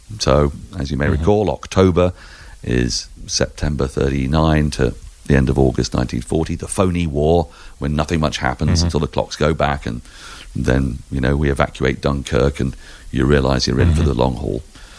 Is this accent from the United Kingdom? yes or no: yes; England, United Kingdom; as an Englishman